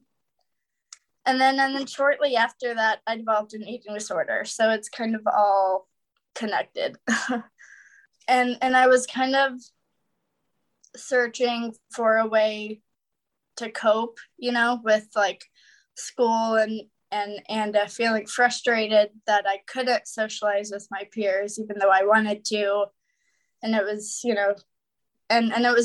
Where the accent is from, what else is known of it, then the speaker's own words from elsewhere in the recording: Wichita, Kansas, United States; I was born and raised in Wichita, Kansas